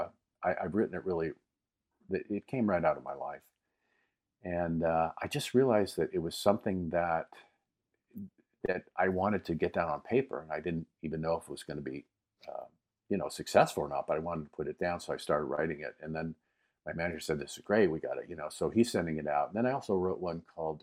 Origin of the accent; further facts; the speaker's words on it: Erie, Pennsylvania, United States; now in Los Angeles, United States; I grew up in Erie, which was right across the lake from Canada.